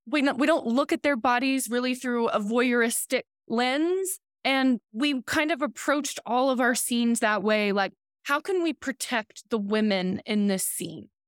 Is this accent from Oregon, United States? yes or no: no; Oklahoma and Southwest Missouri, United States; I'm from the Seneca Cayuga Nation. I grew up in Oklahoma and Southwest Missouri